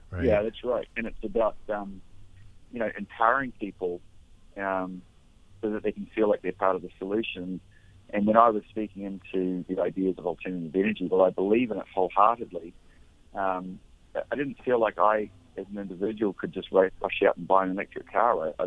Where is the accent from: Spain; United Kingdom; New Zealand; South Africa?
New Zealand; moved away as an adult; now in Maui, United States; I'm, I'm originally from New Zealand. I actually came up here to Maui when I was about 22 years old. Uh, actually, 20 years old in um, 1992. So I've lived here pretty much ever since.